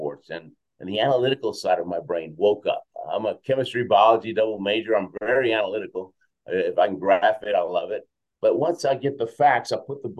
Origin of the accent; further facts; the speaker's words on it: Houston, Texas, United States; first language Spanish; English is a second language; also born or lived in Argentina / Queens, New York / Venezuela; now in Colorado, United States; We were in Queens, New York for a couple of years, then Houston most of my life, Venezuela for a couple of years.